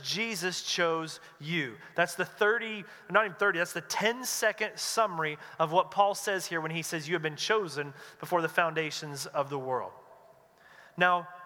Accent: North Carolina, United States; moved away as an adult; now in West Coast, United States; I grew up in North Carolina in a Southern Baptist church

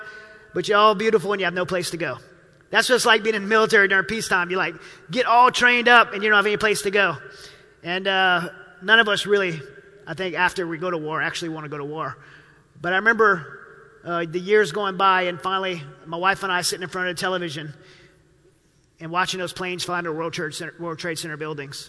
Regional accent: Louisiana, United States; born or raised there

